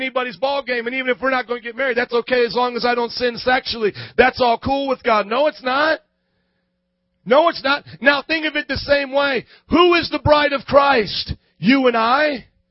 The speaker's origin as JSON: {"language": "English", "town": "Fort Wayne", "region": "Indiana", "country": "United States", "tie": "born or raised there", "moved": "as an adult", "lives_now": "Chicago, United States", "said": "I was from Fort Wayne, Indiana"}